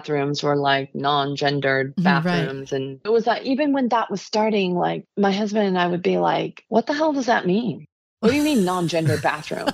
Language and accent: English; Los Angeles, California, United States; also born or lived in San Diego; I grew up in Southern California